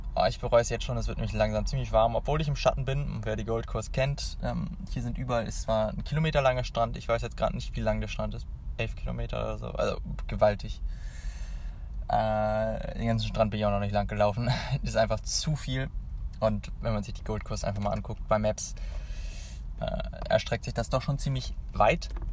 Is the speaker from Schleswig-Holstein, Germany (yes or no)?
no; Hanover, Lower Saxony, Germany; ich komme ja aus Hannover